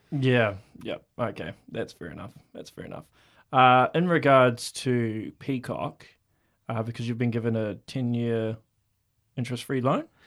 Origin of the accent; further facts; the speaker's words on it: Auckland, New Zealand; now in Hamilton, New Zealand; I'm from Auckland